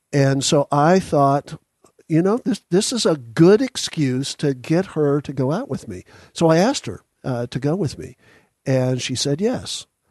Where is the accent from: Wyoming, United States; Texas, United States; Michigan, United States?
Texas, United States; Dallas; also born or lived in Houston, Texas; now in Franklin, United States; I was born in Houston and raised in Dallas